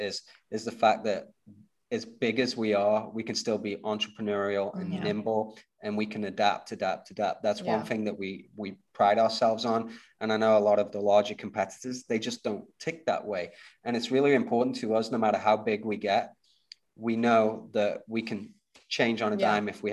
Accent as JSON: {"language": "English", "country": "United Kingdom", "said": "And I'm British"}